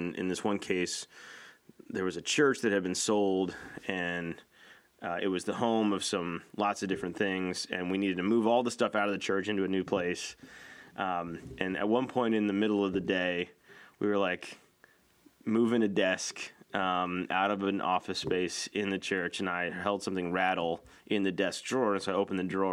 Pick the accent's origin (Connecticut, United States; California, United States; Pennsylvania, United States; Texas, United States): Connecticut, United States; I'm from Connecticut